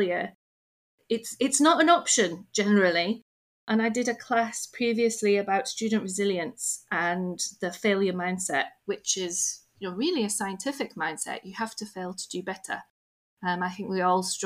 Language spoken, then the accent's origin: English; United Kingdom; I'm British